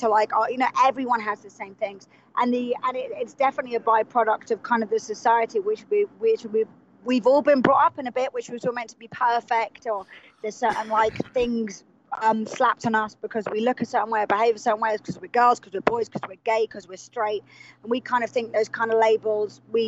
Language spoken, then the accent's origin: English; England, United Kingdom; two English people